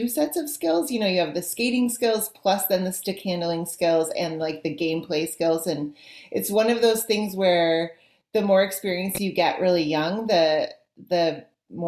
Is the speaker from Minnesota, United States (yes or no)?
yes; Minnesota, United States; I'm from Minnesota, so this is the state of hockey